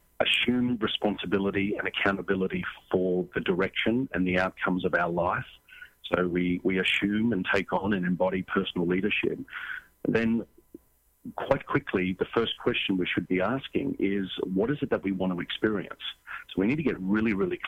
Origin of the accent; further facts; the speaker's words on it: Australia; moved away; also born or lived in San Diego; I grew up in Australia. I'm actually in San Diego right now